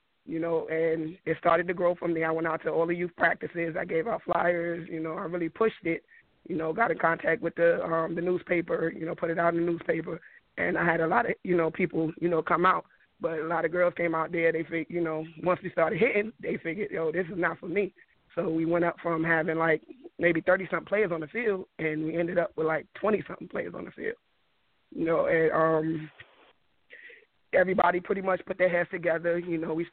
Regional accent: New York, United States; now in Virginia, United States; I'm from New York. I moved down to Virginia in 2003.

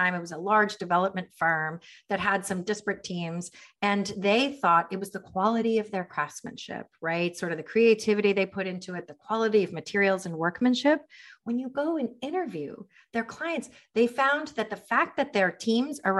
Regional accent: United States; also born or lived in Miami; We're an American family

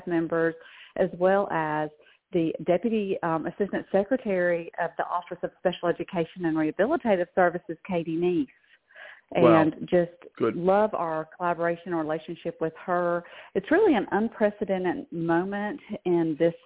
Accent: Georgia, United States; moved away; this is a Georgia girl that's been transplanted

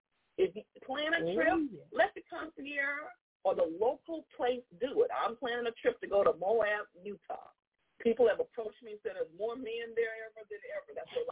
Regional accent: Jamaica; born there; I was born in Jamaica.

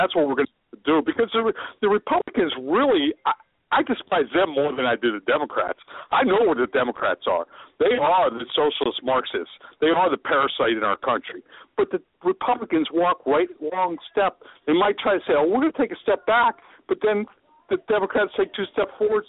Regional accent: Pittsburgh, Pennsylvania, United States; moved away; Yeah, I'm from Pittsburgh originally.

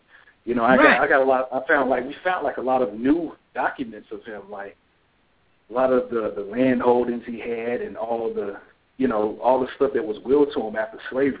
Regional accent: Laurinburg, North Carolina, United States; my hometown of Laurinburg, North Carolina

